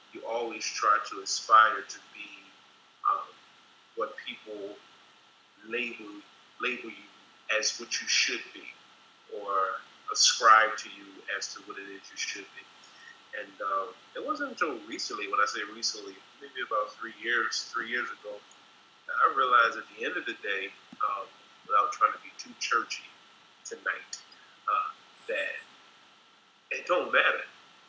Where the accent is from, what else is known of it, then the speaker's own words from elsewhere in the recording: Philadelphia, Pennsylvania, United States; From Philadelphia. All right. Born and bred.